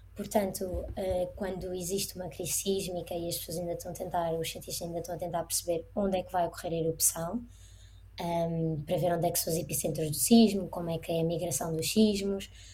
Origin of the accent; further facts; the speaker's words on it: Portugal; moved away as an adult; also born or lived in Iceland; now in Reykjavik, Iceland; nós em Portugal, por exemplo, plantamos batatas ou, ou alguma coisa no nosso jardim, na nossa horta